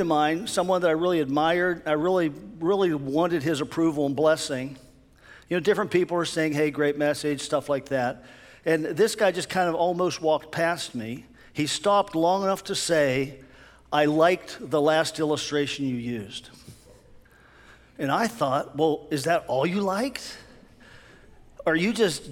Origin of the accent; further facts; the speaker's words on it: near Pittsburgh, Pennsylvania, United States; I grew up near Pittsburgh